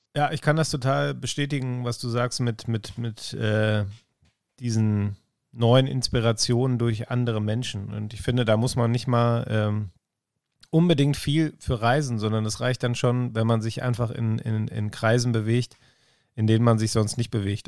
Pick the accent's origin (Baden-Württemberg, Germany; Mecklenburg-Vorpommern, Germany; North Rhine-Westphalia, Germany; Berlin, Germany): North Rhine-Westphalia, Germany; Ruhr area; irgendwie auch Heimat. Ich komme ja aus, äh, aus dem Ruhrgebiet.